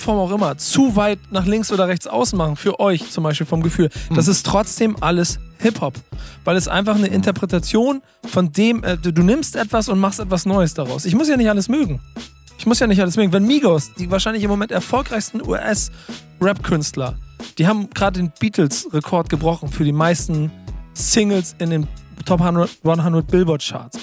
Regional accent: Hamburg, Germany; Ey, wir sind Hamburger

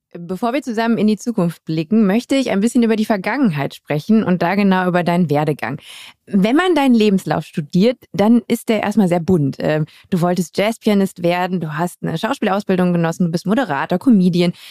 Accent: Düsseldorf, North Rhine-Westphalia, Germany; moved away; Ich bin gebürtige Düsseldorferin und ich habe das Gefühl, weil ich sehr früh Nordrhein-Westfalen verlassen habe

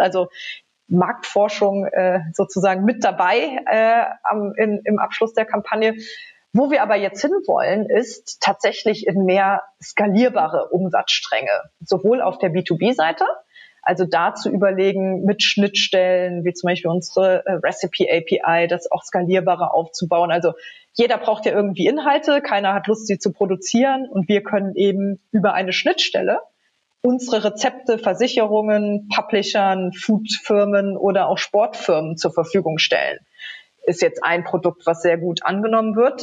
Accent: Trier, Rhineland-Palatinate, Germany; als junge Studentin in Trier, meiner Heimatstadt

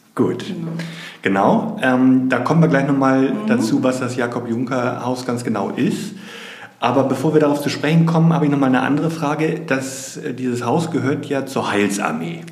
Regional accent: Schenefeld, Schleswig-Holstein, Germany; born or raised there

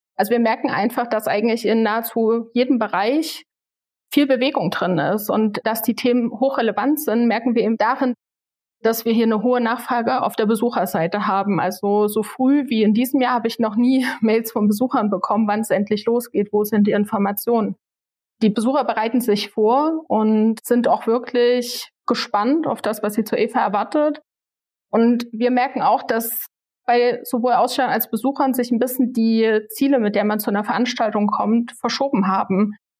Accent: Leipziger Land, Saxony, Germany; Ich bin hier im Leipziger Land aufgewachsen

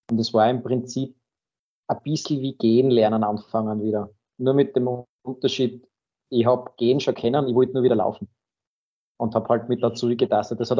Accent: Graz, Styria, Austria; Ich selbst bin aus Graz, wohne am Stadtrand in St. Peter

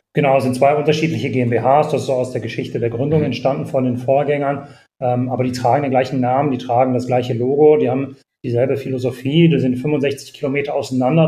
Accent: Bonn, North Rhine-Westphalia, Germany; ich selbst bin in Bonn aufgewachsen, äh, in einem kleinen, also in einem Vorort von Bonn

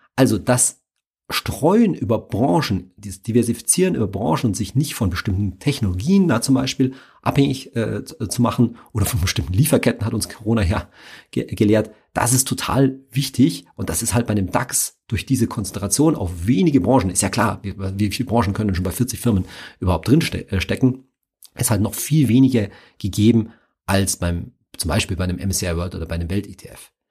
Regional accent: Germany; mein Heimatland

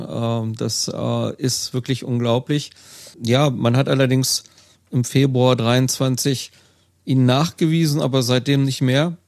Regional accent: Wedemark, Lower Saxony, Germany; moved away as an adult; now in Schwarmstedt, Germany; in meiner alten Heimatgemeinde, die südlich an der Samtgemeinde Schwarmstedt angrenzt, die Gemeinde Wedemark

